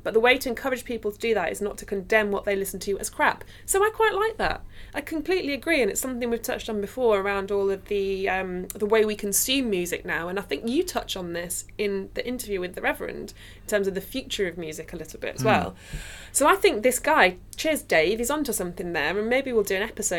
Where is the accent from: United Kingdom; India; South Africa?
United Kingdom; Nottingham, East Midlands; So I'm from Nottingham, as we know, and the music scene there was so tiny.